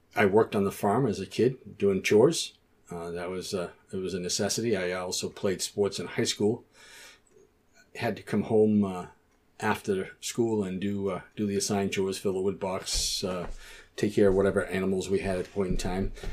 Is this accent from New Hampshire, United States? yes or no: yes; Chatham, New Hampshire, United States; also born or lived in North Conway, New Hampshire; my parents were living at the farm when I was born. I, my mother went to North Conway or Memorial Hospital to have me